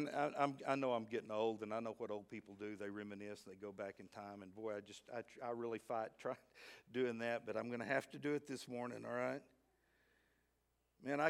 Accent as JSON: {"language": "English", "town": "Midland", "region": "Texas", "country": "United States", "tie": "born or raised there", "also_born_or_lived": "Fort Smith, Arkansas", "moved": "yes", "said": "I grew up out in Midland, Texas."}